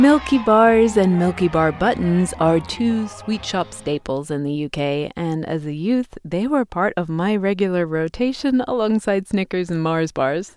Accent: England, United Kingdom; moved away; my home country of England

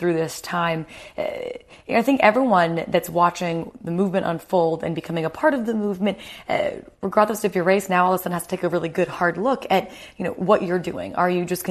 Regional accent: United States; moved away as an adult; now in United Kingdom; I'm American

